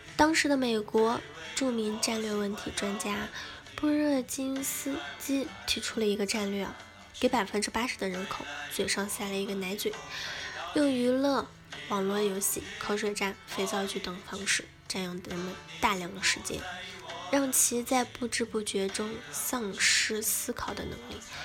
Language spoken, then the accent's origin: Chinese; China; 作为一个中国人